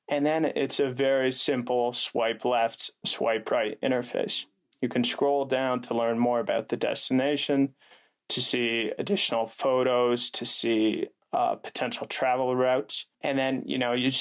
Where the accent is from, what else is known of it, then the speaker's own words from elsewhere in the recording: Calgary, Alberta, Canada; moved away as an adult; also born or lived in United States; I'm originally from Calgary, Alberta, Canada.